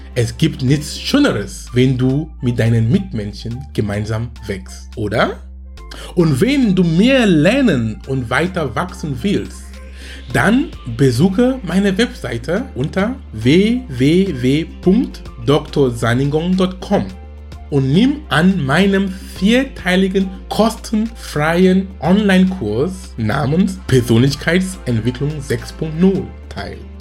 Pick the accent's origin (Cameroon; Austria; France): Cameroon; Bamenda, Northwest Region; German is a second language; now in Germany; wo ich herkomme, Bamenda